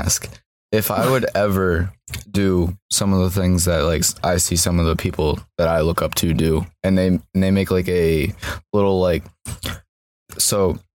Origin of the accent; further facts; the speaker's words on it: the North, United States; I'm from the North